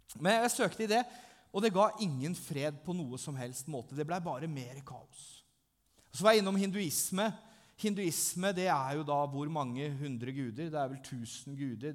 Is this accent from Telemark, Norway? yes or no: yes; Langesund, Telemark, Norway; Jeg er fra Langesund, jeg er 39 år.